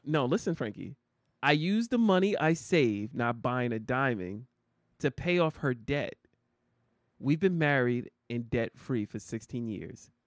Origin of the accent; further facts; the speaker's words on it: New Jersey, United States; I'm from Jersey.